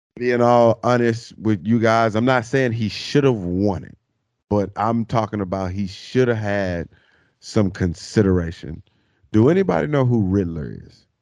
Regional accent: Arkansas, United States; growing up in Arkansas, man, um, driving to school, uh, high school back in those days

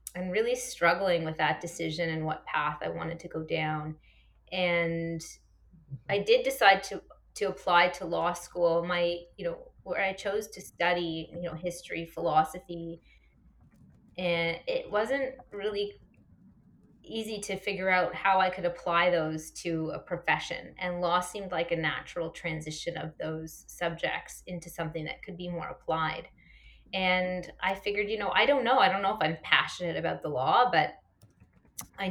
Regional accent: Toronto, Ontario, Canada; also born or lived in Halifax, Nova Scotia; I grew up here in Toronto

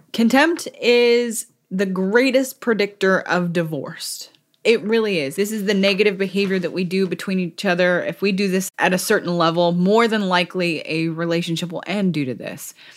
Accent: California, United States; moved away; I'm thousands of miles away from my home state, which is California

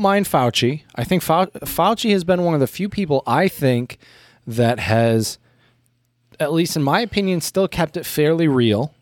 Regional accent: United States; moved away; as an American

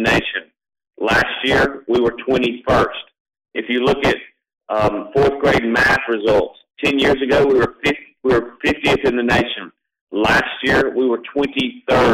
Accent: Florence, Mississippi, United States; I grew up down in Florence, not very far, and I got a great public education in the Rankin County school system

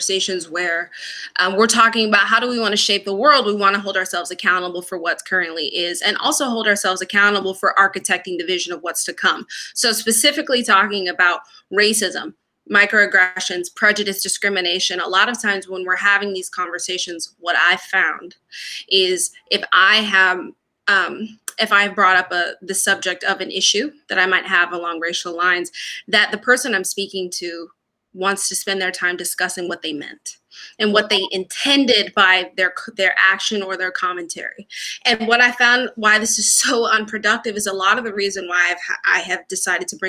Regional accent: Atlanta, Georgia, United States; moved away as an adult; also born or lived in Boston; now in Los Angeles, United States; I grew up down south in Atlanta, Georgia

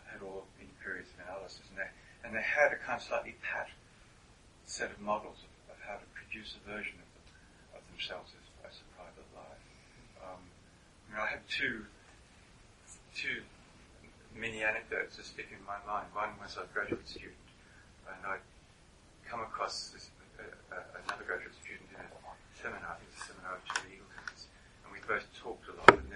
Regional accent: United States; my first awareness of it as an American

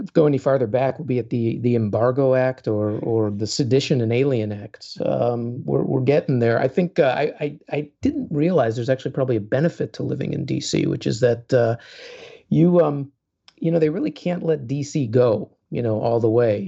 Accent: Chicago, Illinois, United States; as a Chicagoan

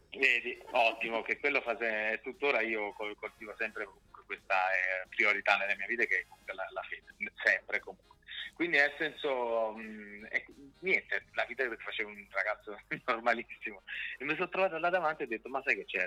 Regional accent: Naples, Campania, Italy; now in Milan, Italy; della mia terra

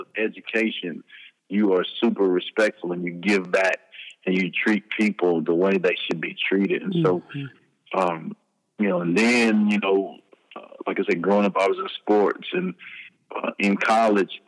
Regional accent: Hearne, Texas, United States; also born or lived in Dallas, Texas; We moved to my mother's hometown, which is Hearn, Texas, which is close to Bryan-College Station, where Texas A&M University is

